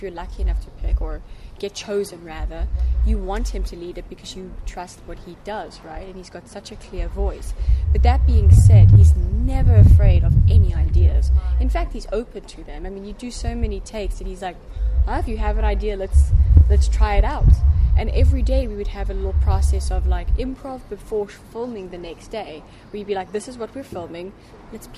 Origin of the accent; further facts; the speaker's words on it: South Africa; moved away; also born or lived in United States; growing up in South Africa